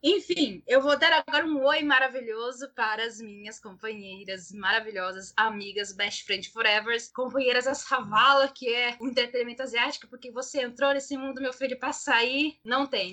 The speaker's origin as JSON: {"language": "Portuguese", "town": "Cuiabá", "region": "Mato Grosso", "country": "Brazil", "said": "nós somos de Cuiabá, MT."}